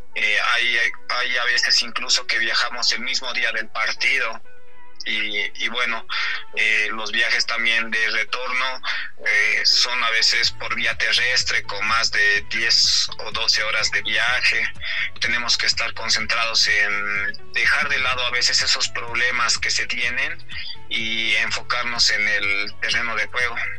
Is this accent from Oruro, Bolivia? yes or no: yes; Oruro, Bolivia; yo soy de acá, de Oruro